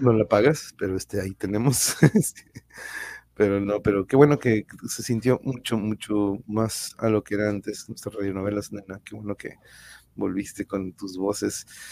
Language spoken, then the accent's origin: Spanish; Tijuana, Baja California, Mexico; de acá de Tijuana